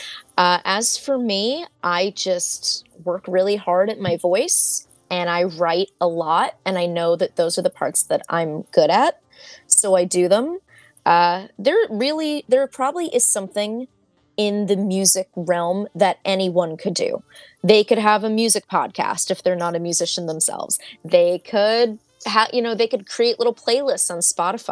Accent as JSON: {"language": "English", "town": "Hasbrouck Heights", "region": "New Jersey", "country": "United States", "tie": "born or raised there", "also_born_or_lived": "Philadelphia", "lives_now": "Hoboken, United States", "said": "I grew up in Hasbrook Heights"}